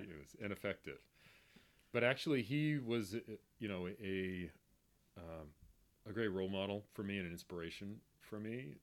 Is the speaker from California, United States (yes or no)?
no; Boston, Massachusetts, United States; growing up in Boston and being a basketball player